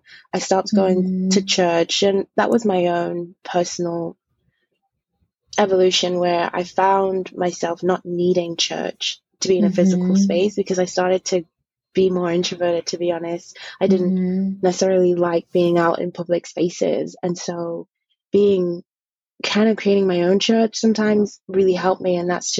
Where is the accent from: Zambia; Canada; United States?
Zambia; born there; when I was born in Zambia, my family in general, especially my mother's side, is heavily raised in the Catholicism.